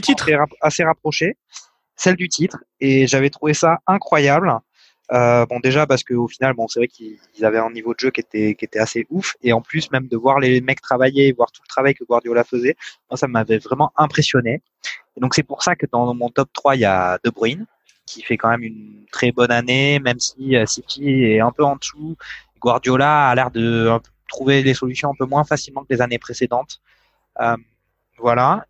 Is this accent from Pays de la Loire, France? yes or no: no; Provence-Alpes-Côte d'Azur, France; je suis, de la Provence